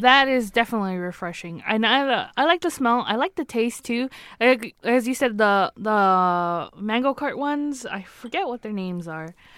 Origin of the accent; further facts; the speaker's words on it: California, United States; accent: California; my California accent